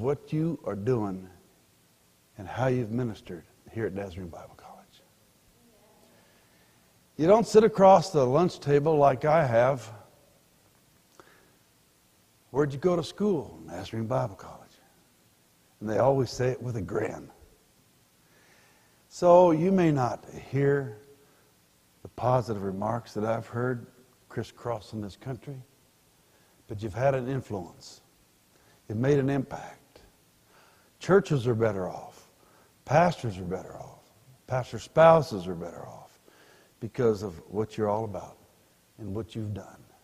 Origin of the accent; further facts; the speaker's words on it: Pueblo, Colorado, United States; also born or lived in Denver, Colorado; I was born in Denver but grew up in Pueblo